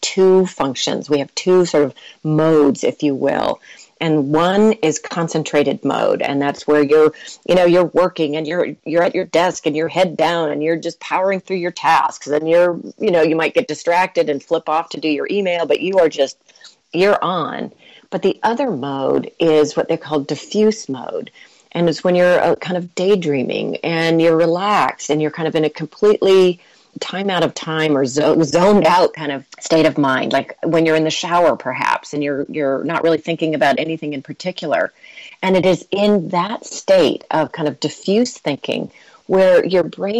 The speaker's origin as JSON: {"language": "English", "country": "United States", "said": "I am American"}